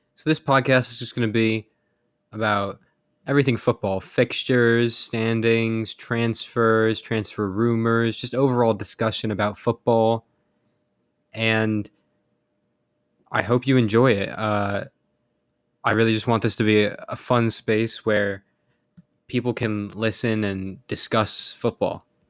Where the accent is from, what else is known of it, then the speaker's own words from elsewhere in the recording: United States; I'm American